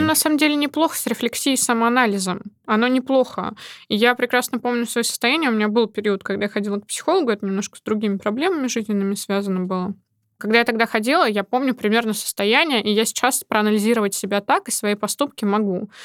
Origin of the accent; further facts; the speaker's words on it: Nizhny Novgorod, Nizhny Novgorod Oblast, Russia; moved away as an adult; now in Moscow, Russia; в моем родном городе, в Нижнем Новгороде